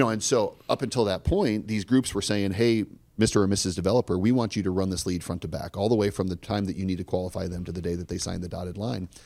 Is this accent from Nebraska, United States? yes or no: yes; Omaha, Nebraska, United States; I grew up here in Omaha, Nebraska